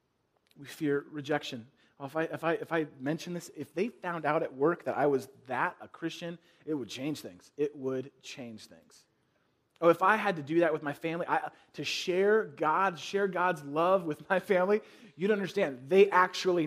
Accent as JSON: {"language": "English", "area": "the Bay Area", "region": "California", "country": "United States", "tie": "born or raised there", "said": "where I grew up in the Bay Area"}